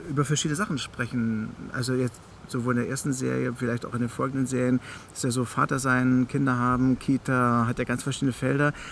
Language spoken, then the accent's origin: German; the East, East Germany, Germany; Ich bin ja sozusagen im Osten